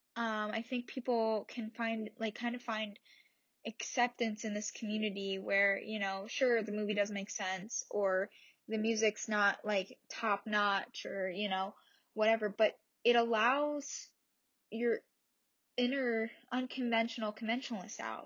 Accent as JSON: {"language": "English", "region": "New Jersey", "country": "United States", "said": "I am from New Jersey, a little town in New Jersey"}